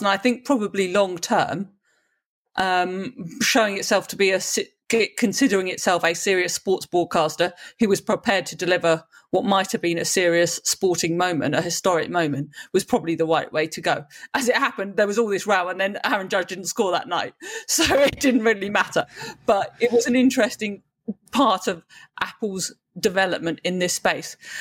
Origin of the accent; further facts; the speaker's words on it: United Kingdom; as a Brit